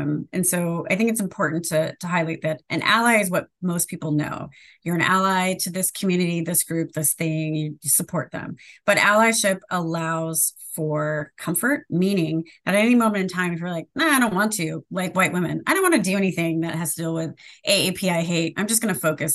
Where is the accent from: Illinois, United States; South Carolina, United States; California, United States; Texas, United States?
California, United States; Sacramento; I grew up in Sacramento, California